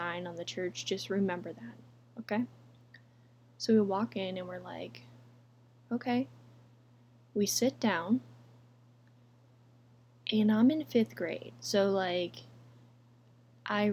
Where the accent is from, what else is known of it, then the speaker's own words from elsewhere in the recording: Texas, United States; We had just moved to Texas, and I was in fifth grade